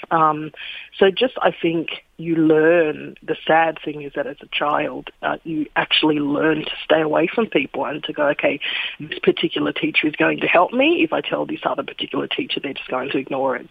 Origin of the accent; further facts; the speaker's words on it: Sydney, New South Wales, Australia; now in Melbourne, Australia; I grew up in Sydney's kind of white picket fence suburbs